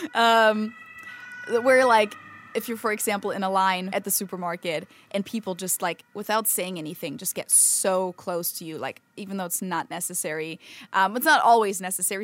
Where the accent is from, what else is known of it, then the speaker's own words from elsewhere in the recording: Germany; moved away as an adult; now in United States; my home country